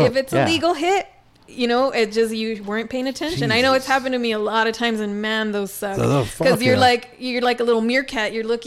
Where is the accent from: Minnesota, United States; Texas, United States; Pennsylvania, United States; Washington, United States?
Texas, United States; El Paso; I was from the Northeast.